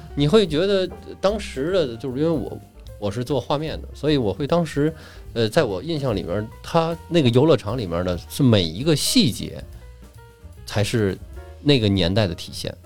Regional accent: Tianjin, China; 我们那时候在小的时候，在，呃，滨江道附近

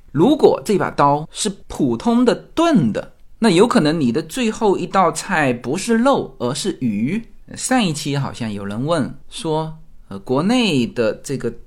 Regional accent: China; now in United States; 我们中国人喝酒是一个叫团体行为

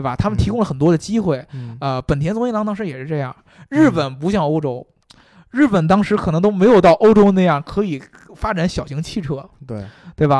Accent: China; 我们中国人

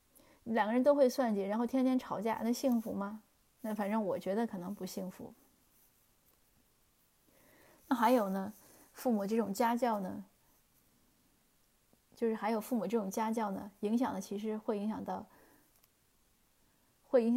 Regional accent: China; 就是我们中国人常讲树大自直嘛。

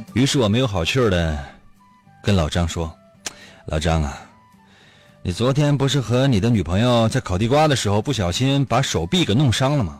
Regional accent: Northeast China, China; 在我们东北现在还零下呢

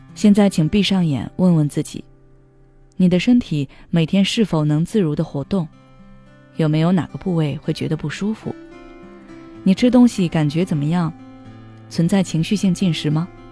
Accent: China; 我们中国人过圣诞

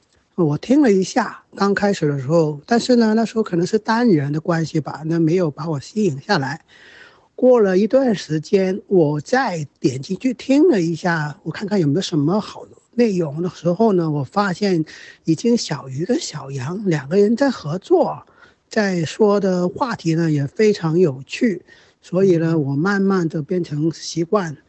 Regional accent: Hong Kong; moved away as an adult; now in Guangdong, China; 呃，因为工作原因，我现在在广东省这儿

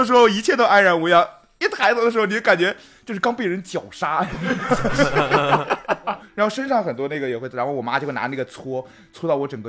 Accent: Guizhou, China; now in Beijing, China; 我老家是贵州嘛

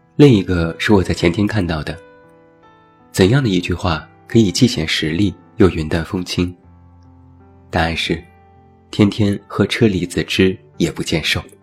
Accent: Taiyuan, Shanxi, China; moved away; 拿我的家乡太原举例

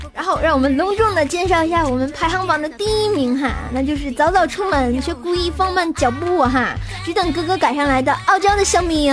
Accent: Tianjin, China; 用我们天津人的话就是啊，骂千不千的，乐呵乐呵，得了

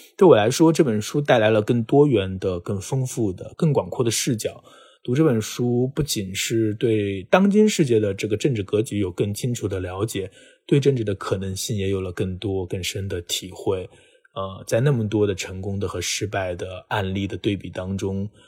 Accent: China; 作为一个中国人，我们都见证了中国经济的发展

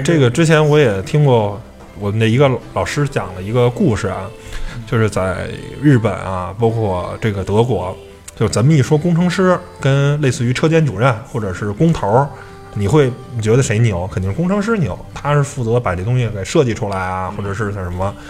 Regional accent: China; 我们中国人

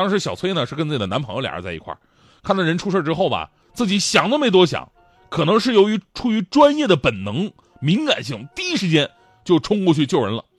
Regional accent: Changchun, Jilin, China; 就在我们老家长春。

